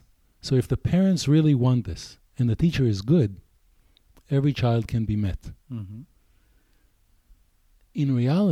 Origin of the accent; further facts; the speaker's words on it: United States; I'm American here.